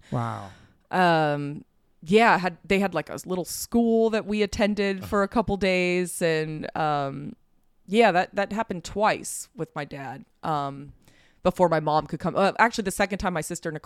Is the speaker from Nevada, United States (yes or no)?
yes; Las Vegas, Nevada, United States; I loved growing up in Vegas